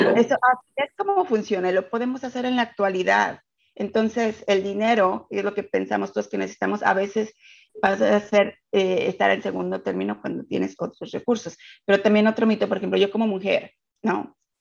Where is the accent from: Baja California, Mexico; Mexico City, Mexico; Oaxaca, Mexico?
Mexico City, Mexico; moved away as an adult; now in United States; soy de la Ciudad de México y emigré a Estados Unidos hace 12 años